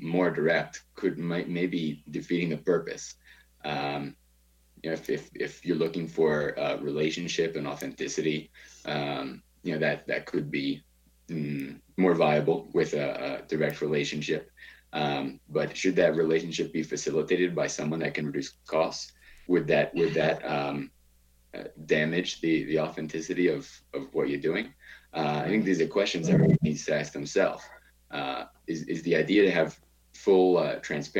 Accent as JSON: {"language": "English", "town": "Baltimore", "region": "Maryland", "country": "United States", "tie": "born or raised there", "moved": "as an adult", "lives_now": "Bogota, Colombia", "said": "I grew up in Baltimore."}